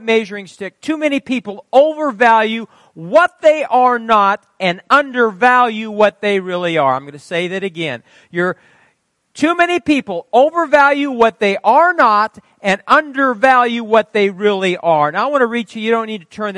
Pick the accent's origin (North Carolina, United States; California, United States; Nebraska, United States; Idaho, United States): Nebraska, United States; Fairbury; moved away; I was from Fairbury. We were different down there